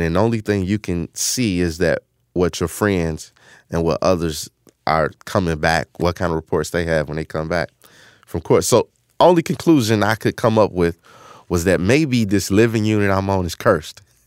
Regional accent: Chicago, Illinois, United States; I grew up in Chicago, um, on the South Side in a community called Woodlawn

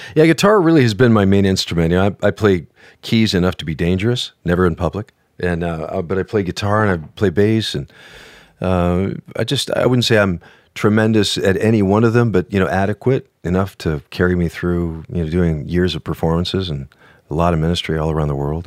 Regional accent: northern Minnesota, United States; moved away; I grew up in northern Minnesota. I was a, just a northern Swedish kid

